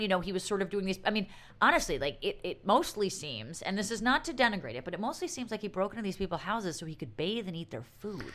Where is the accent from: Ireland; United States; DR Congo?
United States; New Jersey; my hometown in New Jersey